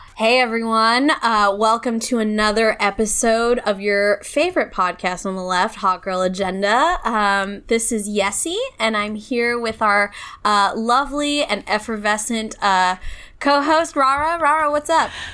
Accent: California, United States; as a Californian

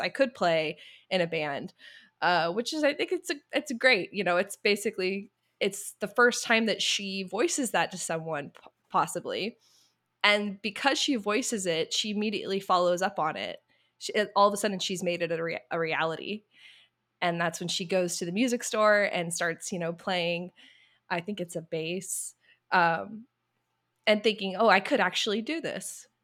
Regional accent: the South, United States; I grew up in the South

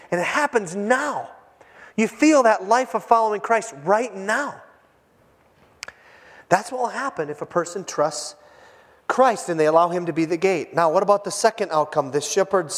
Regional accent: Hibbing, Minnesota, United States; moved away; my hometown, Hibbing, Minnesota.

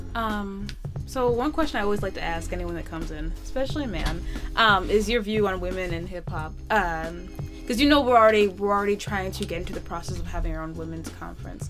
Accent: Rancho Cucamonga, California, United States; moved away; I'm from Rancho Cucamonga

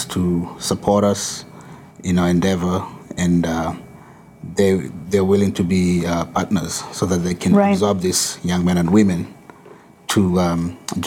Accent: Kenya; moved away as an adult; now in Massachusetts, United States; I'm originally from Kenya, but I've been here for 20 years.

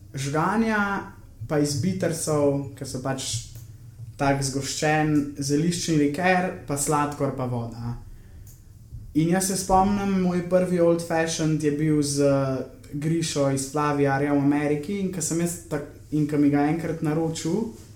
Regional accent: Slovenia; sem iz Slovenije

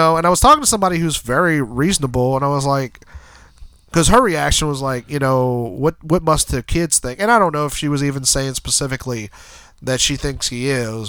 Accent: New Orleans, Louisiana, United States; we're from New Orleans.

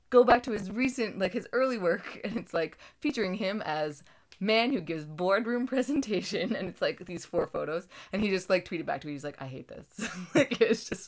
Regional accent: Canada

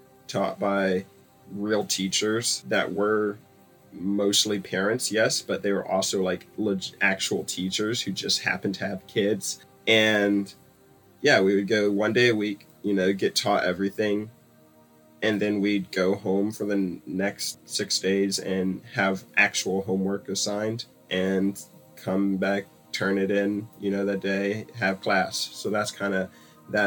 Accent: Stone Mountain, Georgia, United States; I was born and raised in Stone Mountain, Georgia

